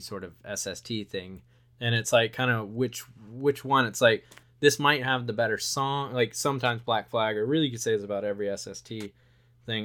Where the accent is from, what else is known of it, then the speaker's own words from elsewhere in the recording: Wilmington, North Carolina, United States; a kid growing up in Wilmington, Nor-, North Carolina